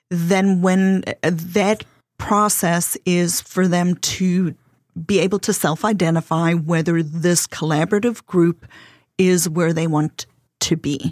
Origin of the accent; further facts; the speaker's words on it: South Africa; accent: South African; English is a second language; now in South Carolina, United States; my husband and I are originally from South Africa.